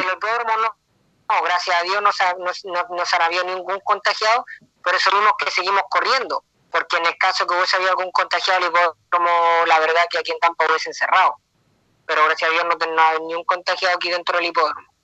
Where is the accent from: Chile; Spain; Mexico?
Chile; moved away as an adult; now in United States; es difícil estar lejos de mi tierra